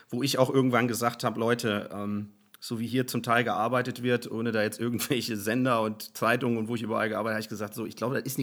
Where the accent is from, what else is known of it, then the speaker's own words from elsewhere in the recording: Hesse, Germany; also born or lived in Cologne; now in Hamburg, Germany; bin ja aus Hessen, bin dann nach Köln und bin dann nach Hamburg